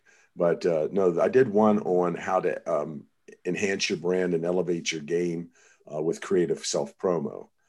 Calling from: Walkersville, Maryland, United States; I am actually calling in from Walkersville, Maryland, a little farming town right outside of Frederick, Maryland, about 60 miles north of DC.

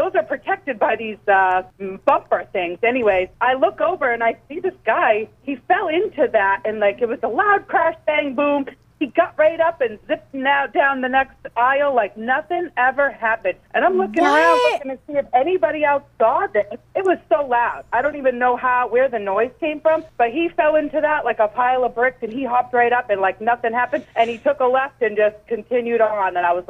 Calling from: Bangor, Maine, United States; I'm from Bangor.

